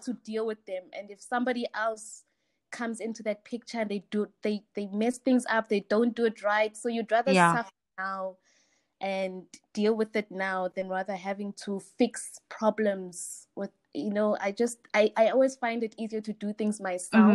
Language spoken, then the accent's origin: English; Daveyton, Gauteng, South Africa; now in Springs, South Africa; I'm originally from Daveyton, the East Rand, Springs now